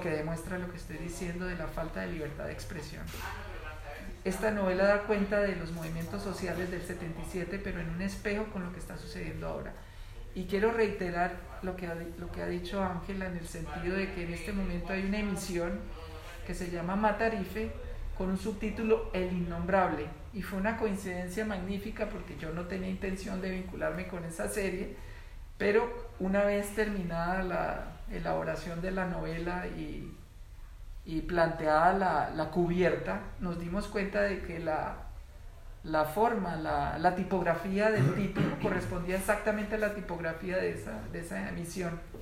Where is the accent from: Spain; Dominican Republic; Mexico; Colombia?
Colombia; la vida que yo viví, de niño, de adolescente, es la vida de Colombia